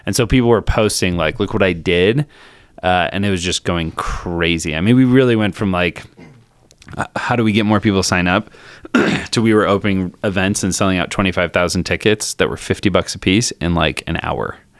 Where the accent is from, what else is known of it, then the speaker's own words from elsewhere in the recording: Colorado, United States; also born or lived in Naperville, Illinois; moved to Colorado when I was ten. Uh, lived in Colorado, just kinda normal, normal kid.